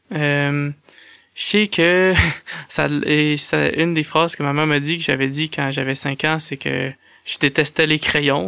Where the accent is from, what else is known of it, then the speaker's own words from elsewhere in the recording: Saint-Georges, Quebec, Canada; je suis né à Saint-Georges-de-Beauce, au Québec